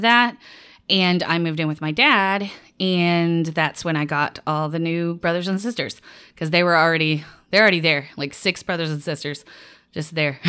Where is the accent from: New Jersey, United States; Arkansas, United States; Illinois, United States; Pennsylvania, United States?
Arkansas, United States; Little Rock; moved away as an adult; also born or lived in Louisiana; I'm from Arkansas originally, Little Rock, Arkansas.